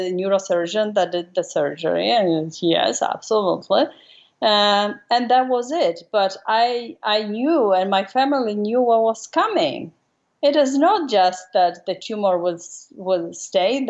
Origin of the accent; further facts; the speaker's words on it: Warsaw, Masovian Voivodeship, Poland; moved away as an adult; now in United States; I was raised and grew up in Warsaw, in the middle of the country.